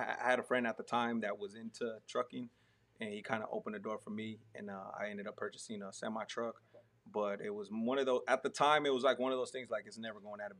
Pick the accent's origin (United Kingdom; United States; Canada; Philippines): United States; Arizona; now in Texas, United States; me growing up in Arizona